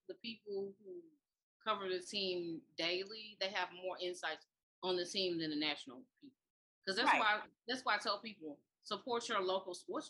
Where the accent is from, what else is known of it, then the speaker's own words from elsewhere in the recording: Mississippi, United States; now in Memphis, United States; I'm from Mississippi. I've been in Memphis for like 19 years.